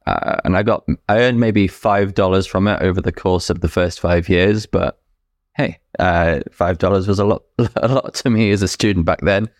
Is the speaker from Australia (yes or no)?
no; United Kingdom; moved away as an adult; now in New Brunswick, Canada; I was born and raised in the U K, lived there until, uh, August twenty twenty.